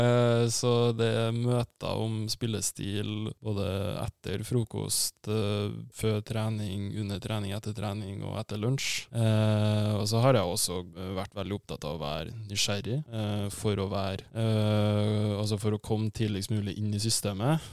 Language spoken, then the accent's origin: Norwegian; Trondheim, Trøndelag, Norway; moved away as an adult; also born or lived in Ålesund; now in Tromsø, Norway; da flytta vi til Byåsen. Mm. og der er jeg oppvokst